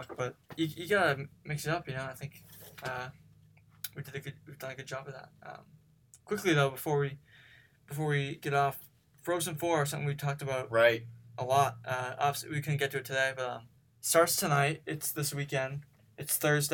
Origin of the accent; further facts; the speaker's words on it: Boston, Massachusetts, United States; Growing up in the Boston area